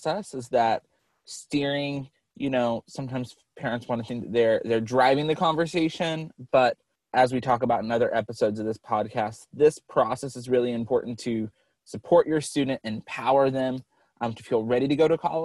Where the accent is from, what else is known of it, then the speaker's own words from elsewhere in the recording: North Carolina, United States; I'm from North Carolina